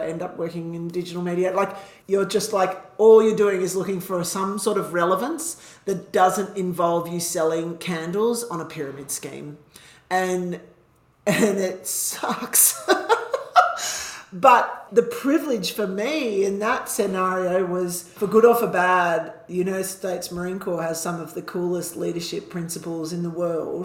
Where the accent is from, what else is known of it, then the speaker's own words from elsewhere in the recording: Canberra, Australian Capital Territory, Australia; moved away as an adult; we came back to Canberra, because it's my hometown